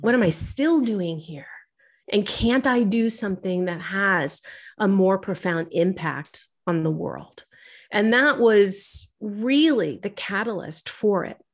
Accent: New York City, New York, United States; I'm a girl from New York City. I've, I grew up here

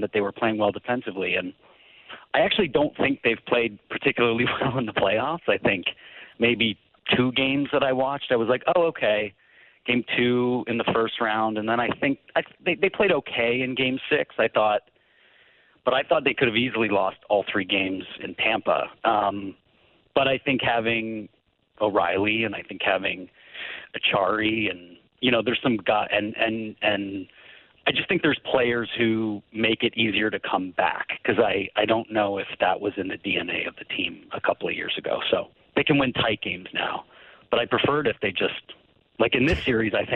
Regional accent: Woodstock, Ontario, Canada; moved away; I grew up in Woodstock, which is a couple towns over from Stratford

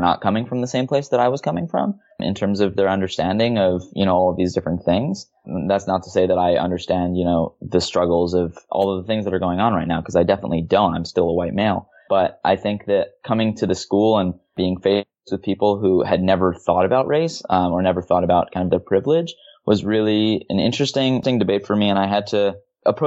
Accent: Hawaii, United States; I'm originally from Hawaii

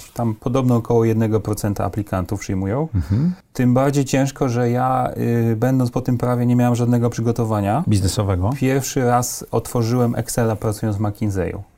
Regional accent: Mielec, Subcarpathian Voivodeship, Poland; moved away; also born or lived in Kraków / Warsaw; Pochodzę z Podkarpacia

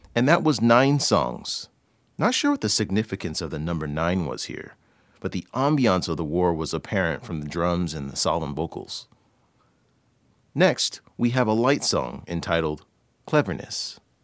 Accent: California, United States; now in Beijing, China; from California, USA, saying hello from Beijing.

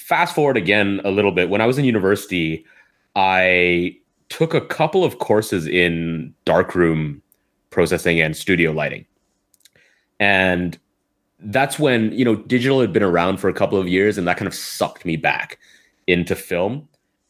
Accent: Canada; now in Hong Kong; I'm from Canada.

